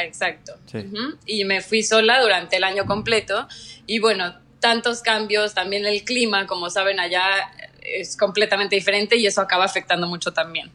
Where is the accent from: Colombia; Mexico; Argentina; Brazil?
Mexico; moved away as an adult; also born or lived in Mexico City / Lund, Sweden; now in Malaysia; siempre soy 100% orgullosamente mexicana